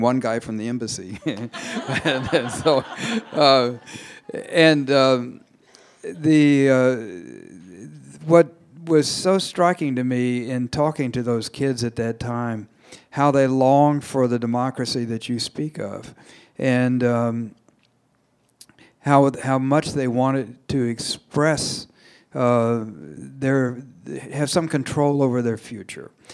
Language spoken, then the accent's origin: English; United States; as an American